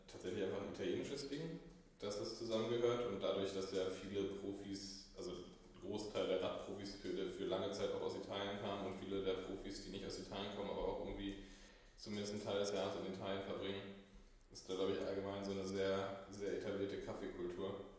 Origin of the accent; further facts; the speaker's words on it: Berlin, Germany; also born or lived in Hamburg; Ja, ich bin ähm, gebürtiger Berliner, auch immer hier gewesen mit einem, mit einem kleinen Hamburger Intermezzo in der Studienzeit.